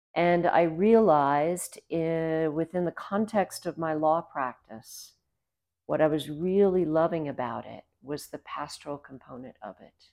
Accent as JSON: {"language": "English", "town": "Savannah", "region": "Georgia", "country": "United States", "tie": "born or raised there", "also_born_or_lived": "Vienna, Austria", "moved": "as an adult", "lives_now": "Los Alamos, United States", "said": "I grew up in Savannah, Georgia"}